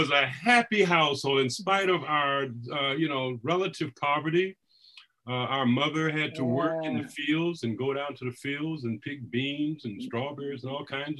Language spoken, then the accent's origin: English; Oakland, California, United States; also born or lived in Little Rock, Arkansas; We came out to Oakland from Arkansas, from Little Rock, Arkansas. Mm-hmm. And our parents were part of the Great Migration.